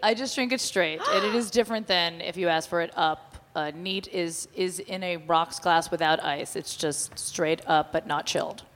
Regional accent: New Jersey, United States; I'm from Jersey

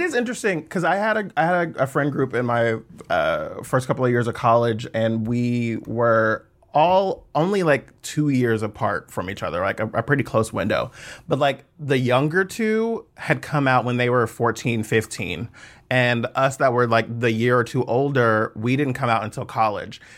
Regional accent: Fairfield, California, United States; moved away as an adult; also born or lived in Suisun City, California / Atlanta, Georgia; I grew up in the Bay Area, in Fairfield

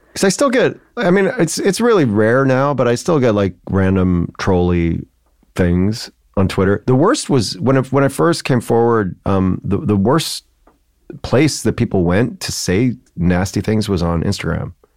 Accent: Joliet, Illinois, United States; moved away as an adult; also born or lived in Chicago; now in New York, United States; I grew up in Joliet

